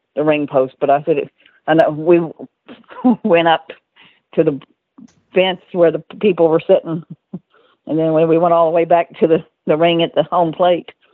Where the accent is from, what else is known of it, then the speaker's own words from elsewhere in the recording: Texas, United States; I'm from Texas